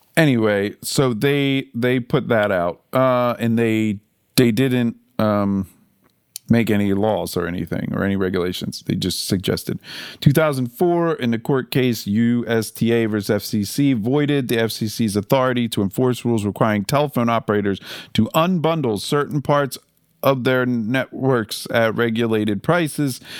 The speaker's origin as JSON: {"language": "English", "town": "Philadelphia", "region": "Pennsylvania", "country": "United States", "said": "I'm from Philly"}